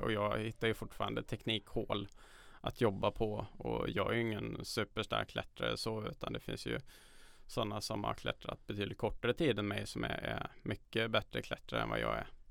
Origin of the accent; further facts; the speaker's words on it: Karlstad, Värmland, Sweden; moved away as an adult; now in Stockholm, Sweden; de gamla områdena som Norrstrand där jag växte upp